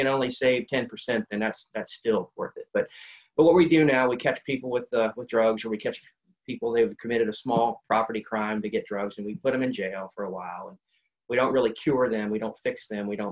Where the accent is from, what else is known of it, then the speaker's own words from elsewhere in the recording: West Virginia, United States; I'm a West Virginian.